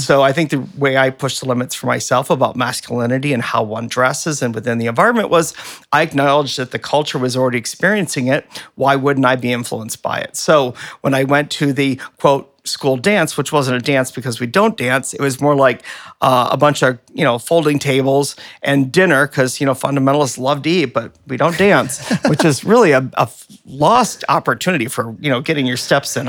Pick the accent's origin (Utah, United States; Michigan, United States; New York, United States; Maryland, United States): Michigan, United States; Flint; growing up in Flint